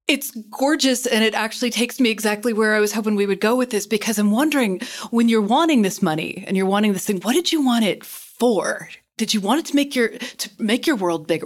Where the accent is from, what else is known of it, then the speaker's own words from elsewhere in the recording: Kentucky, United States; I grew up in Kentucky